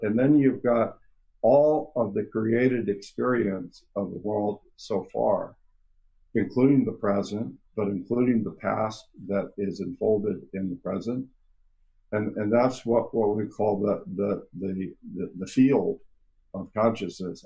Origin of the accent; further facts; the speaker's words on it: California, United States; I am from California